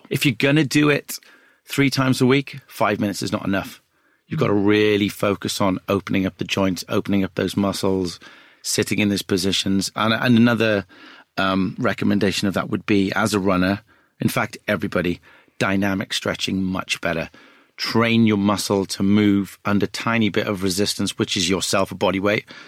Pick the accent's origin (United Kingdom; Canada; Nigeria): United Kingdom; Wales; I'm a Welsh guy.